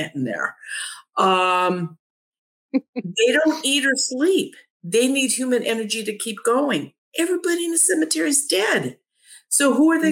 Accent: Ohio, United States; I'm from Ohio

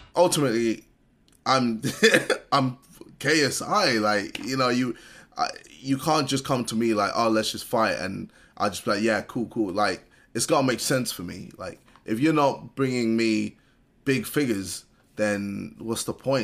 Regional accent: United Kingdom; As a British person

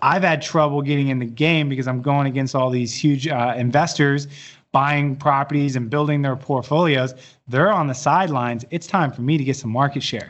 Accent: Dallas, Texas, United States; I'm from Dallas

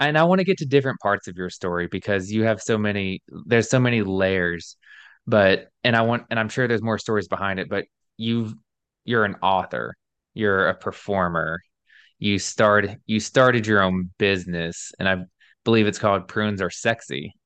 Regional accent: Alabama, United States; moved away as an adult; also born or lived in New York City; I was born and raised in Alabama, like, deep South

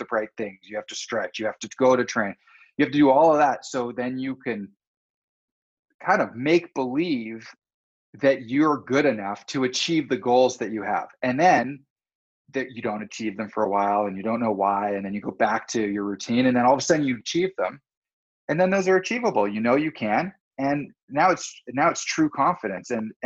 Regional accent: North Vancouver, British Columbia, Canada; also born or lived in Whistler; I grew up in Deep Cove and on the North Shore in Vancouver

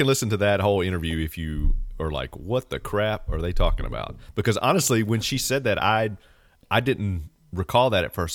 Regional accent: the South, United States; I'm born and raised in the South

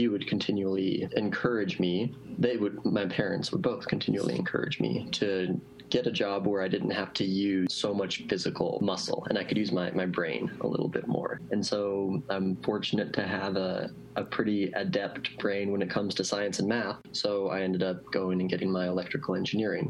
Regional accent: Reno, Nevada, United States; also born or lived in Southern California / San Francisco / Seattle; I grew up here in Reno, south of Reno in Washoe Valley

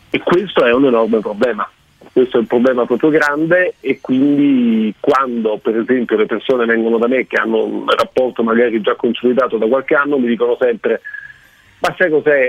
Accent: Germany; moved away; la Germania è una cartina di tornasole perfetta, non solo perché è il mio paese

